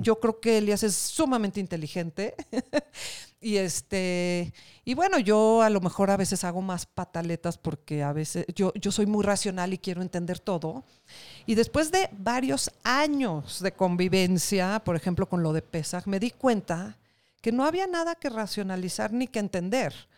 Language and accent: Spanish; Mexico; somos mexicanos y que somos una parte más de este país